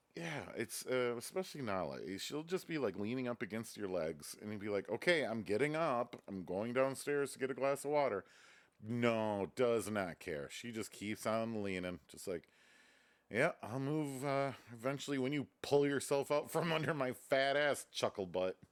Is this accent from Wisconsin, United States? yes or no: yes; Reedsburg, Wisconsin, United States; moved away; my hometown